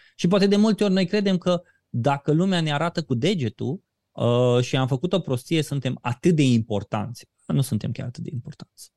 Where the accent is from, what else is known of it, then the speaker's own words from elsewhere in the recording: Romania; noi ca, ca români